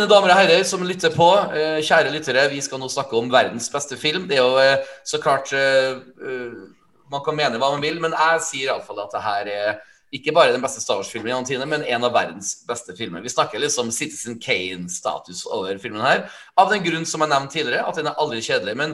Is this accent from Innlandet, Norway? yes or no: yes; Skreia, Innlandet, Norway; siden jeg kommer fra Skreia